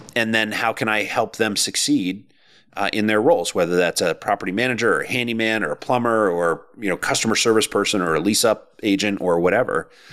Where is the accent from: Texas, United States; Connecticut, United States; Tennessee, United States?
Connecticut, United States; moved away as an adult; also born or lived in Boston area; we moved from the Boston area to the Connecticut, back to Connecticut. My wife and I are both from here.